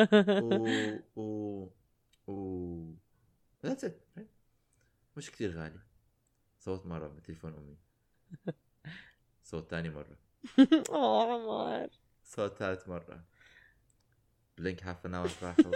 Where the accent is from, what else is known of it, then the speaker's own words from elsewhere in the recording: Iraq; فأنا كان في أنا لأنه أنا عراقي ولأنه أنا كبرت ب ب بالحصار